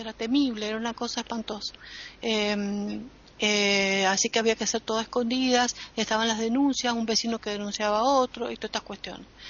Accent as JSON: {"language": "Spanish", "country": "Argentina"}